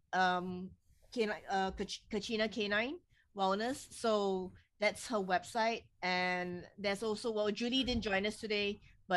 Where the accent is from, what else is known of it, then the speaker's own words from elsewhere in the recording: Singapore; I'm from Singapore